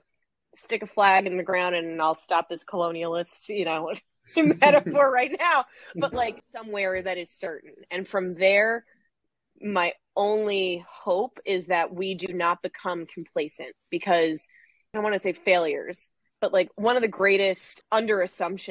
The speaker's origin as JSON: {"language": "English", "region": "New York", "country": "United States", "said": "I'm a New Yorker"}